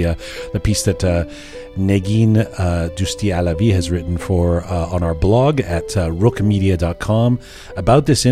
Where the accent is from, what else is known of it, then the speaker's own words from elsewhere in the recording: Canada; I'm Canadian